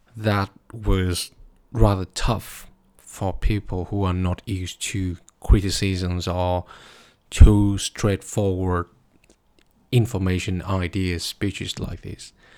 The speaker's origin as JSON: {"language": "English", "country": "Vietnam", "moved": "yes", "lives_now": "Berlin, Germany", "said": "my home country, Vietnam"}